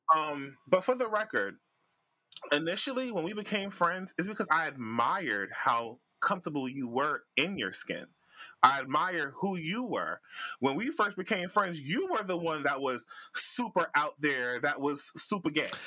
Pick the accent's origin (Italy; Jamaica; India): Jamaica; I'm Jamaican.